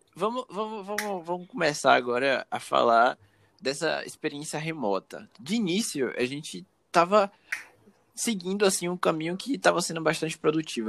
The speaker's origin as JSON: {"language": "Portuguese", "town": "Salvador", "region": "Bahia", "country": "Brazil", "said": "sou soteropolitano"}